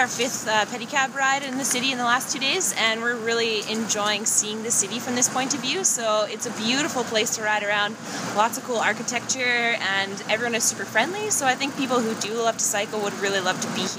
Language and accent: English; Saskatchewan, Canada; We're from Saskatchewan, Canada.